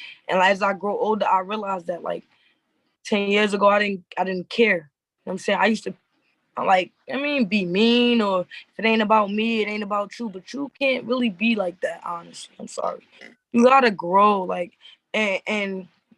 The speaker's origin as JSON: {"language": "English", "region": "New Jersey", "country": "United States", "said": "I'm from Jersey"}